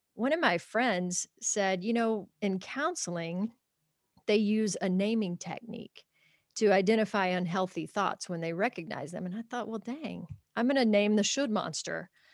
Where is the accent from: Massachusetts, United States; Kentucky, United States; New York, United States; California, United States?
Kentucky, United States; grew up in a small town in Kentucky on a small farm